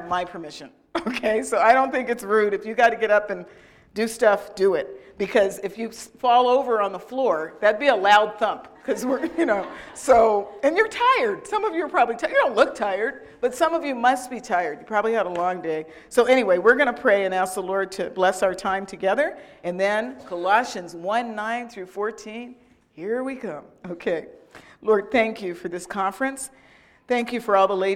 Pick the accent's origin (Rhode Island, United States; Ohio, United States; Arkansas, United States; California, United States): California, United States; I'm from California.